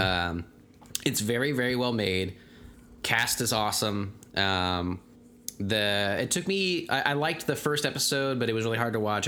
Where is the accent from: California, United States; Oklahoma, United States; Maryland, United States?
Oklahoma, United States; Tulsa; being from Tulsa